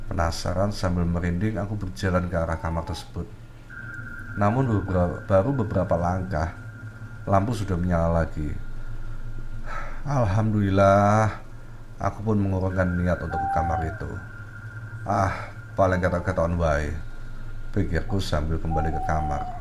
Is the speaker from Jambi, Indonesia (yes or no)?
no; Madiun, East Java, Indonesia; now in Malang, Indonesia; Oh ya, aku berasal dari Madiun, Jawa Timur.